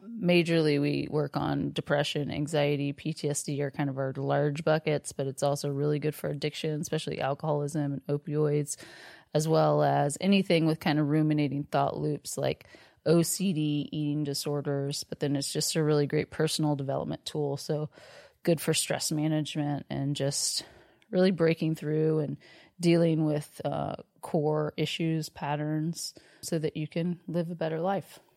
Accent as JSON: {"language": "English", "town": "Austin", "region": "Texas", "country": "United States", "tie": "born or raised there", "said": "I grew up here in Austin"}